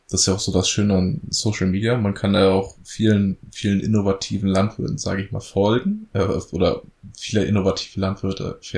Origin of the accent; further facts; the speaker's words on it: Lower Saxony, Germany; wir kommen aus der Elbmarsch und die Elbmarsch ist nun mal dadurch bestehend, dass schwere, schwere Tonböden haben, aber auch viel moorige Böden